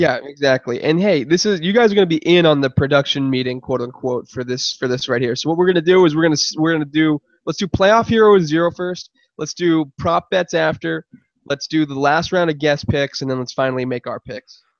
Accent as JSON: {"language": "English", "region": "New England", "country": "United States", "tie": "born or raised there", "said": "my hometown Pats"}